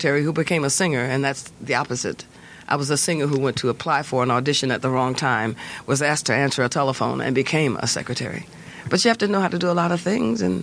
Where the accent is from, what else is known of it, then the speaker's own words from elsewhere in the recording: Detroit, Michigan, United States; I'm from Detroit.